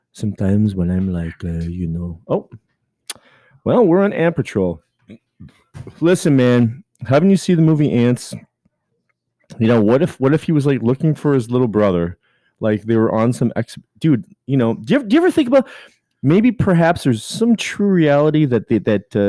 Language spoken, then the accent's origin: English; Canada; I'm Canadian